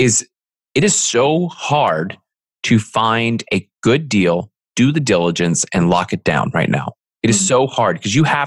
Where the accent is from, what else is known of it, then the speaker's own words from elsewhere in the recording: Philadelphia, Pennsylvania, United States; moved away; also born or lived in Franklin, Tennessee / Seattle; I'm originally from Philly